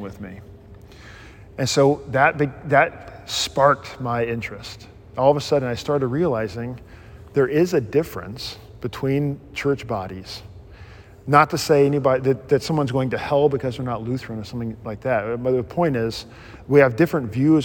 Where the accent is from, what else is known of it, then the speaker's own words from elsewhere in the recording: Mississippi, United States; moved away; I grew up in the Southern Baptist world in Mississippi